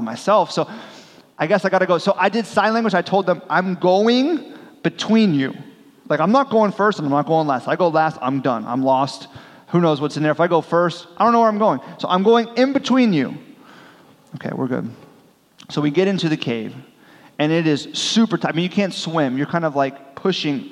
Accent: Miami, Florida, United States; I'm from South Florida, the Miami region, and so I grew up scuba diving

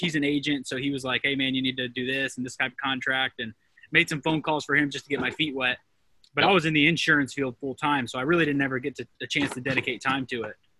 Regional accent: Mansfield, Ohio, United States; now in Columbus, United States; I'm actually originally from Mansfield, Ohio, which is Richland County

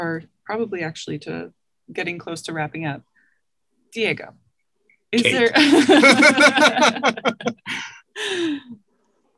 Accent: Canada; now in Australia; I am myself a migrant. I'm as a Canadian in Australia.

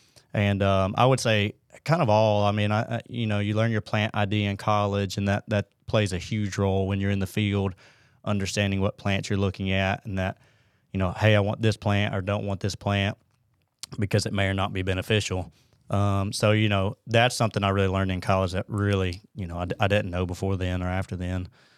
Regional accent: Huntsville, Alabama, United States; born and raised in Huntsville.

